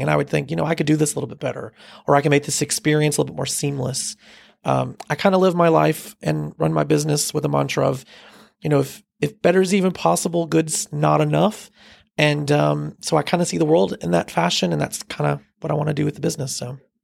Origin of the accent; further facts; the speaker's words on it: Fort Mill, South Carolina, United States; I grew up in the Fort Mill area, so I'm a local